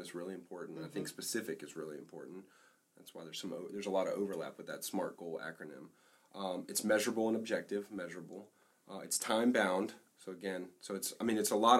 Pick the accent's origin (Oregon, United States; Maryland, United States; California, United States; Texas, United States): Maryland, United States; we're from Maryland